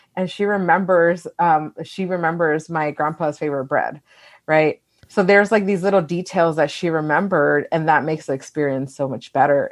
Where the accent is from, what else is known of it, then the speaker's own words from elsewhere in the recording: Wilmington, California, United States; I was born and raised in California